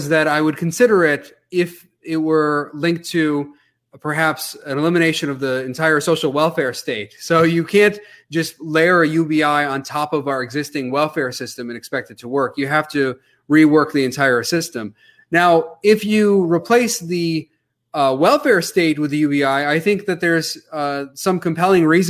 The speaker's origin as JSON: {"language": "English", "town": "Grand Rapids", "region": "Michigan", "country": "United States", "tie": "born or raised there", "said": "I was born in Grand Rapids, Michigan here. So I feel fortunate to have been born here"}